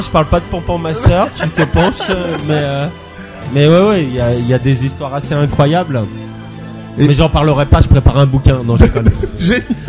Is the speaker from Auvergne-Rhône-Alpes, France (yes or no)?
yes; Haute-Savoie, Auvergne-Rhône-Alpes, France; je viens de Haute-Savoie